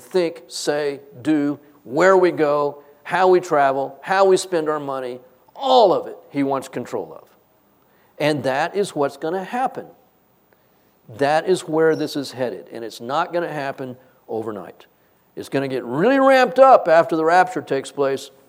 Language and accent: English; United States; also born or lived in Texas; I am not American